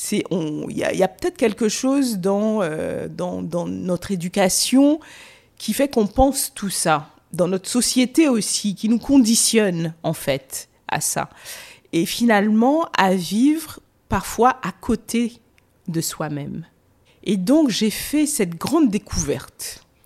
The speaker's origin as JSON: {"language": "French", "country": "Guadeloupe", "moved": "as an adult", "lives_now": "Paris, France", "said": "J'ai pris deux valises et je suis, j'ai quitté la Guadeloupe. Parce que pour moi, j'étais aussi en colère. Il fallait que je parte."}